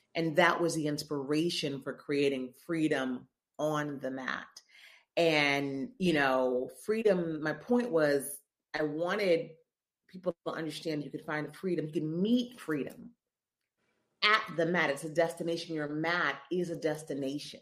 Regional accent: Memphis, Tennessee, United States; moved away as an adult; also born or lived in Columbia, Missouri / Chicago / New York; now in New Orleans, United States; I'm from Memphis, born and raised Memphis, Tennessee

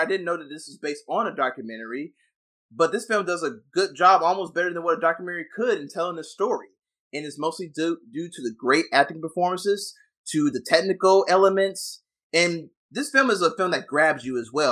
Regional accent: the South, United States; I came from the South as well

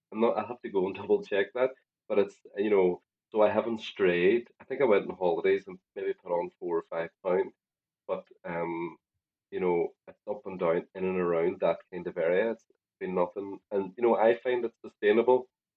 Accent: Ireland; as an Irish person, we love spuds.

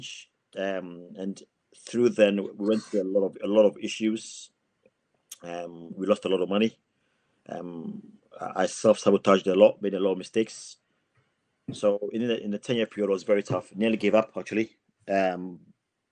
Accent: Ghana; moved away as an adult; also born or lived in England; now in Plymouth, United Kingdom; So I was born in England, but I went back to Ghana with my parents when I was 5 years old. I got all my education in Ghana and qualified to be a pharmacist in Ghana.

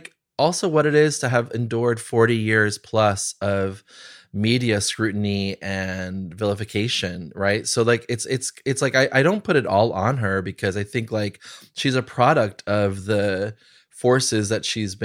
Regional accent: New Jersey, United States; now in New York, United States; queer Latinx kid growing up in New Jersey

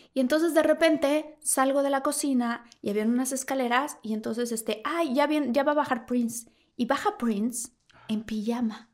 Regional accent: Villahermosa, Tabasco, Mexico; moved away; yo que crecí en Villahermosa al lado de una laguna

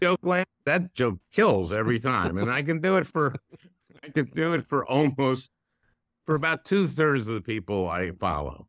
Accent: Minnesota, United States; I grew up in Minnesota

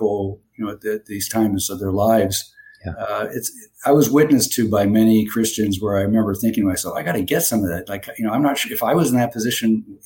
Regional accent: Toronto, Ontario, Canada; moved away as an adult; also born or lived in Florida; now in Bradenton, United States; I'm originally from Toronto, Canada. I grew up there and was trained there

